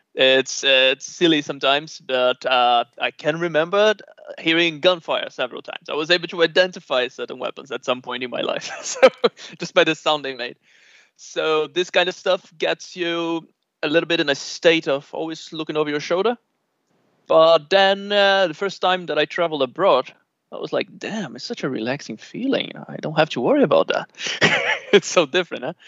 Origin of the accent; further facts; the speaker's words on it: Rio de Janeiro, Brazil; moved away as an adult; growing up in Rio